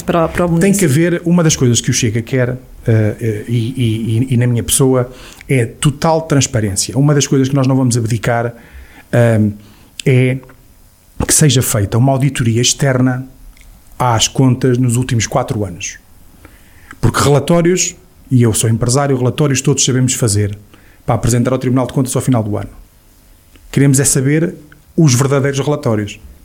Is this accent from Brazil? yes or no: no; Portugal; nós portugueses